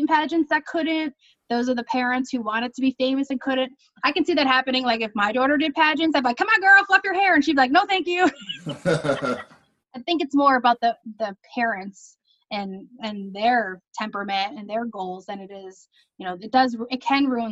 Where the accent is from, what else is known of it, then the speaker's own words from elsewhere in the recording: Troy, New York, United States; also born or lived in Manhattan; I'm from Troy, so I was Miss Uncle Sam.